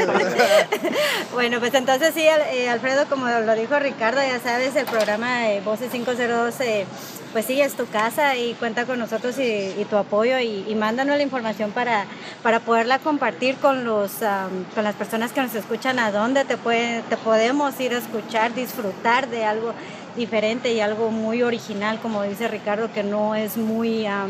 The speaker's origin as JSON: {"language": "Spanish", "country": "Guatemala", "moved": "yes", "lives_now": "Los Angeles, United States", "said": "somos chapinas nosotros también"}